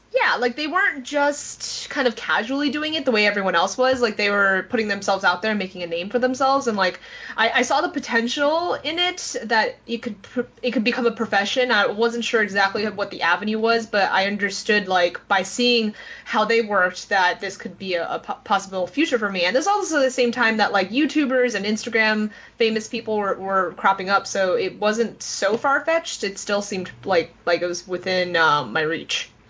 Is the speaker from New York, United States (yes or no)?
yes; New York City, New York, United States; growing up in New York City